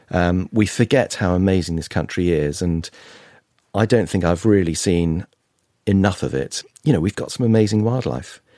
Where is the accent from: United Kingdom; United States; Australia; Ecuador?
United Kingdom; growing up and being British